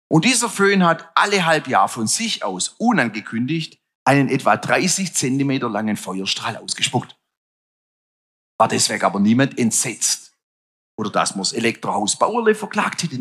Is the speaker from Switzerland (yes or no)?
no; Stuttgart, Baden-Württemberg, Germany